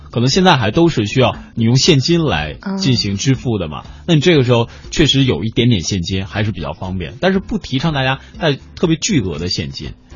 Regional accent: Northeast China, China; now in Beijing, China; 我刚到北京的时候，我说人家说我是从东北到这儿来的

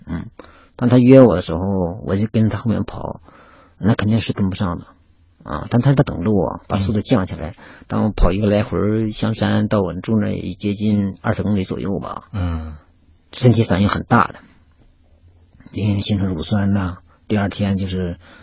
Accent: Inner Mongolia, China; moved away as an adult; now in Beijing, China; 我出生的那亩草原那个地方啊，而且小时候呢，也经常接触马

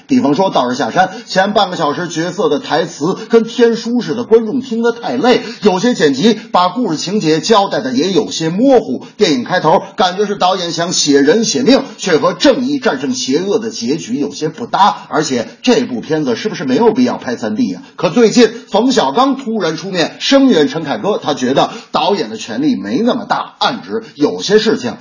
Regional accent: northern China, China; 我作为一个北方人

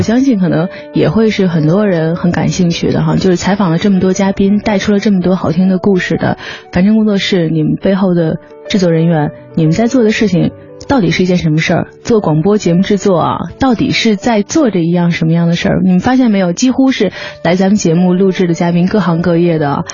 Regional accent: Beijing, China; 我是北京人嘛

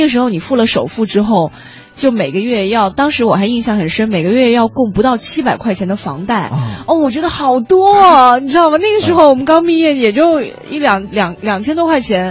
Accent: southern China, China; now in Beijing, China; 像我们很多，尤其是南方的人

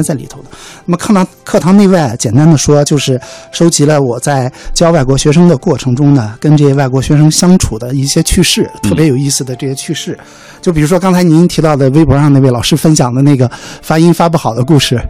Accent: China; 我自己作为一个中国人

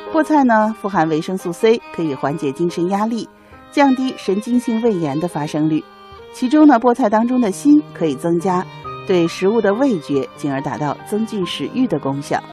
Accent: Beijing, China; 我们北京人

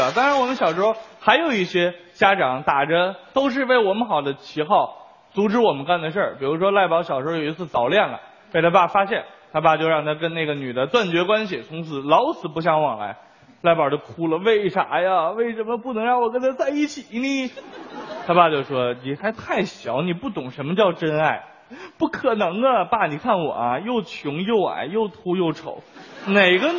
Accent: China; 其实我们中国人，尤其是儒家思想，自古以来对教育孩子就有了定论。

